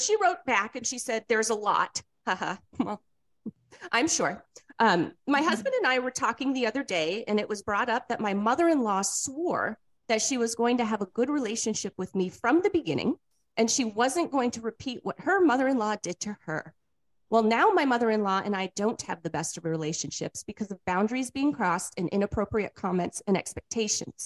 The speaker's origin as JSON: {"language": "English", "region": "New England", "country": "United States", "moved": "yes", "said": "I'm come from New England"}